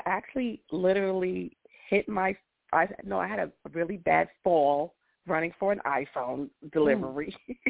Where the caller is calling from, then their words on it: Georgia, United States; I'm calling from Georgia.